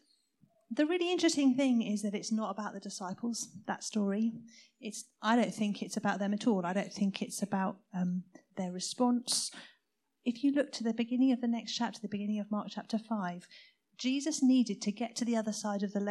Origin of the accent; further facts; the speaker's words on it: South Coast, South East England, United Kingdom; I was brought up on the South Coast, where the Navy had all their naval bases